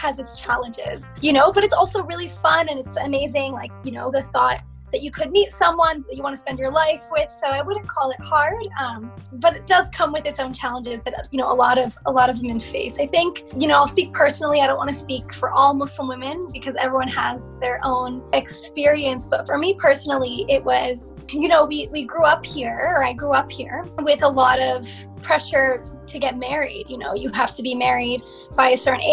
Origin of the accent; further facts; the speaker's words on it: United States; growing up in the West and figuring out, you know, am I American? Am I Egyptian?